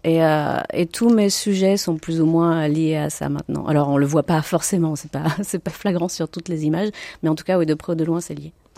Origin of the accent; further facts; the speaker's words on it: France; moi, je suis française, née en France, de parents italiens.